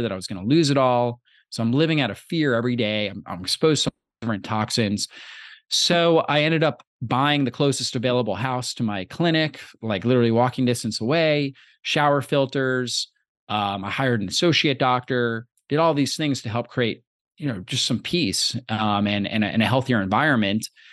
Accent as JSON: {"language": "English", "region": "Florida", "country": "United States", "tie": "born or raised there", "said": "I grew up in Florida"}